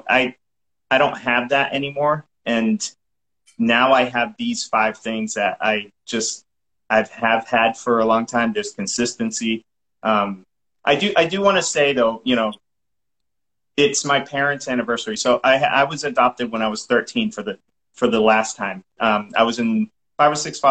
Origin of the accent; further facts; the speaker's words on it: Massachusetts, United States; accent: Massachusetts; now in Texas, United States; I'm from Massachusetts